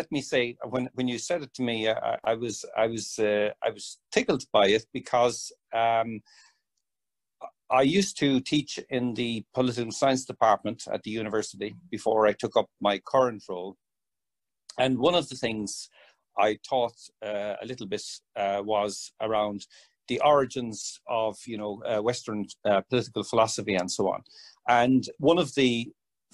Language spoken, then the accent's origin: English; Ireland; accent: Irish; my Irish accent